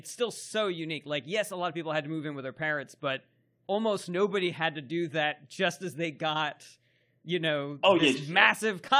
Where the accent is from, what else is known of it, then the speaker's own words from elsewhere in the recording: Bronx, New York, United States; I grew up in the Bronx.